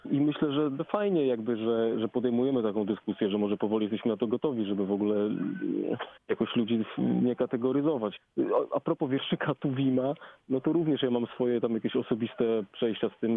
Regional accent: Poland; ja bardzo lubię sformułowanie Afropolak

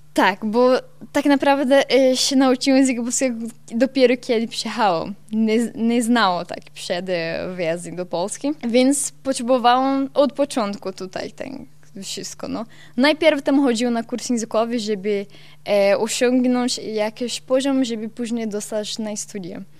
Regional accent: São Bento do Sul, Santa Catarina, Brazil; accent: Portuguese; Ukrainian; Polish is a second language; now in Poland; Ja pochodzę z południowej części Brazylii

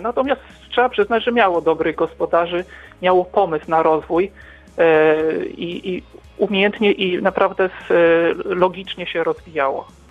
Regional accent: Wrocław, Lower Silesian Voivodeship, Poland; pochodzimy z Wrocławia, z tych terenów

